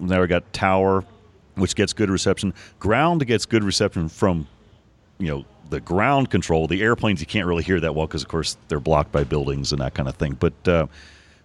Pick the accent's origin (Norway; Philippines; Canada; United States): United States; Oklahoma City, Oklahoma; I'm from Oklahoma City